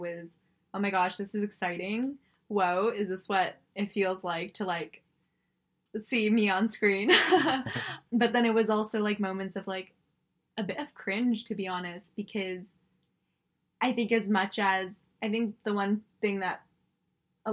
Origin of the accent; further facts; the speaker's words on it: Singapore; moved away; I was born in Singapore. I'm Singaporean